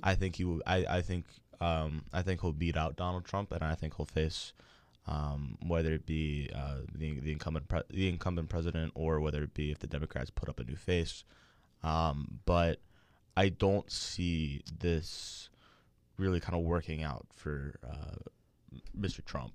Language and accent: English; Maryland, United States; my home state, Maryland